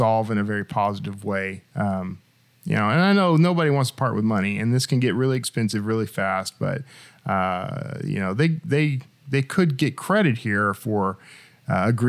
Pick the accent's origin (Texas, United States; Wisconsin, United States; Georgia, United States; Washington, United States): Texas, United States; moved away; where I grew up in Texas, we had for years, you know, chickens and cows and pigs and all that stuff